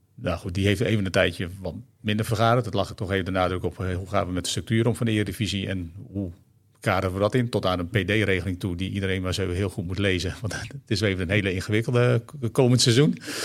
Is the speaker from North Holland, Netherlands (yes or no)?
no; Friesland, Netherlands; Vroeger in Friesland, waar ik geboren ben.